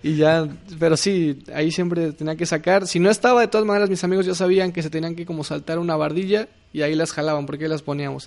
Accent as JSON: {"language": "Spanish", "region": "Mexico City", "country": "Mexico", "said": "Soy de la Ciudad de México."}